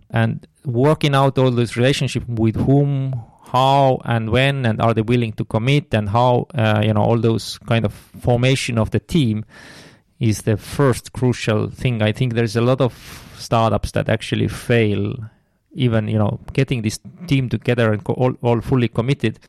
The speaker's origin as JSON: {"language": "English", "town": "Tartu", "region": "Tartu County", "country": "Estonia", "tie": "born or raised there", "said": "I'm from Estonia, um, based in Tartu. Have lived all, all my life in, in Tartu"}